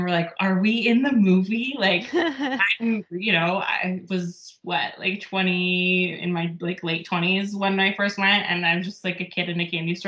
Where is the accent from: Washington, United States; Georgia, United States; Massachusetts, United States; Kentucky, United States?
Washington, United States; Seattle; I'm a West Coaster, been mm-hmm. my whole life. Like I grew up in the Seattle area